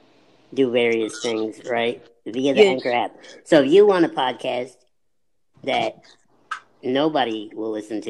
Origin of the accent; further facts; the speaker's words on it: Illinois, United States; now in Atlanta, United States; I'm from the Midwest, originally from Illinois. Shout out to Paris, Illinois